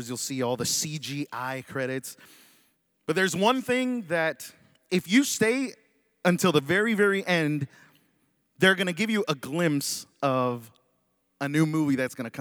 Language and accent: English; Dallas, Texas, United States; moved away; I was born and raised in Dallas, Texas, so I'm a Dallas Cowboy fan